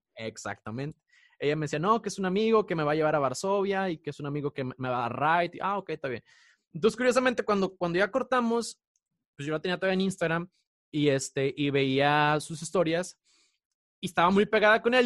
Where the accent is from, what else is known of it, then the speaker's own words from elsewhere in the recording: Mexico; moved away; uno como mexicano cuando está en el extranjero